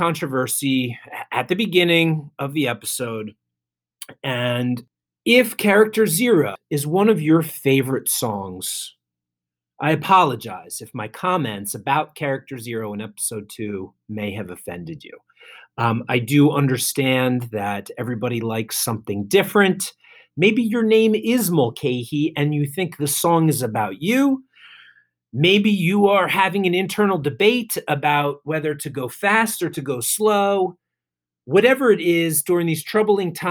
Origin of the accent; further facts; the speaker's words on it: New Jersey, United States; So it was cool to bring him to my hometown.